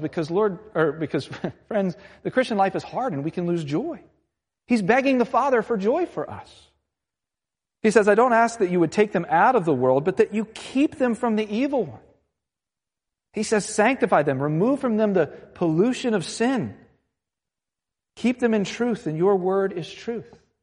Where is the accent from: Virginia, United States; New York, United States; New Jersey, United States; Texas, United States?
Virginia, United States; Virginia Beach; I'm from Virginia Beach